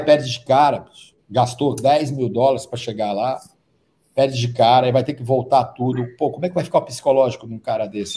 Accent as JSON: {"language": "Portuguese", "town": "Serra Negra", "region": "São Paulo", "country": "Brazil", "tie": "born or raised there", "said": "a gente cresceu junto ali em Serra Negra, no interior de São Paulo"}